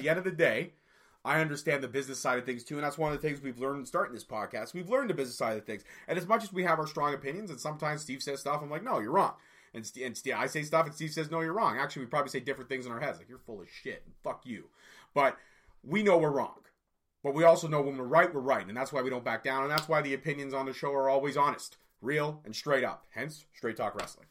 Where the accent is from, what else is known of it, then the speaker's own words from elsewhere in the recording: Scotland, United Kingdom; I'm a Scotsman, so I'm going with my fellow Scotsman